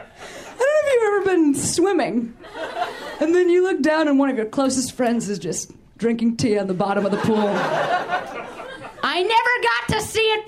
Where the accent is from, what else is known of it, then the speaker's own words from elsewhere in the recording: Midwest, United States; moved away; I'm from the Midwest